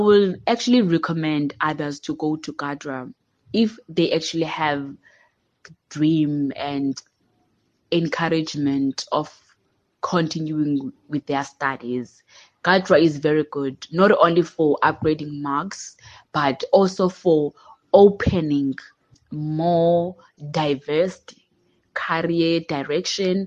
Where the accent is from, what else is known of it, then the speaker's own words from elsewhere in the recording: Grahamstown, Eastern Cape, South Africa; I'm from Yarrow Farm in Seven Fountains, outside Grahamstown